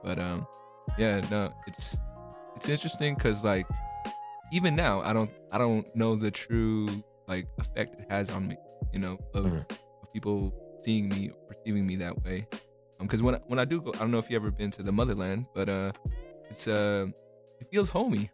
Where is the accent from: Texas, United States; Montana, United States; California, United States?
California, United States; also born or lived in Philippines; I was born in the Philippines, but I came out here in California when I was like four